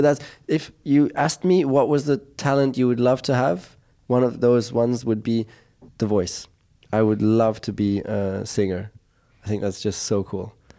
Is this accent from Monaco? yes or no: yes; Monaco; growing up in Monaco